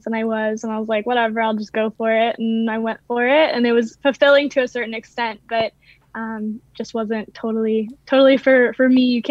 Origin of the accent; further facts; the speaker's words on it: Maryland, United States; moved away as an adult; also born or lived in Louisiana; I actually grew up in Maryland, but I went to school in Louisiana, and I lived in Louisiana for years